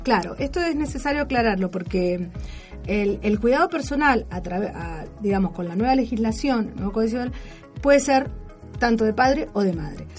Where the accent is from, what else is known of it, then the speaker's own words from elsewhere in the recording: Mendoza, Argentina; nuestra provincia